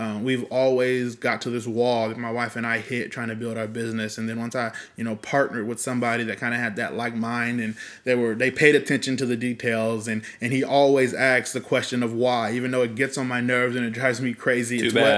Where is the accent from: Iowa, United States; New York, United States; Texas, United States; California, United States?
California, United States; Fresno; So I am also 31 years old, yep. Born and raised in Fresno, Woo. California.